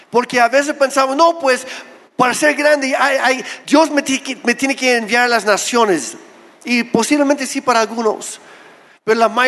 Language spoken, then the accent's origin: Spanish; Oaxaca, Mexico; Lo primero que sale de mi boca no es soy canadiense, es soy de Oaxaca. Y luego no me creen. Pero soy oaxaqueño, soy mexicano con todo y papeles.